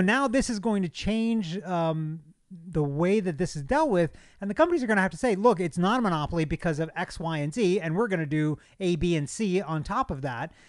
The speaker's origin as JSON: {"language": "English", "country": "United States", "said": "as an American, a, as, as a citizen of this country"}